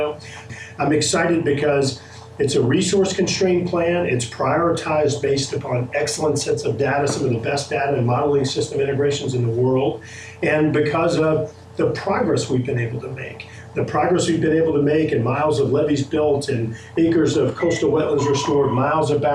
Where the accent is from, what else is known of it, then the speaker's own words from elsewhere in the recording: Baton Rouge, Louisiana, United States; growing up in Baton Rouge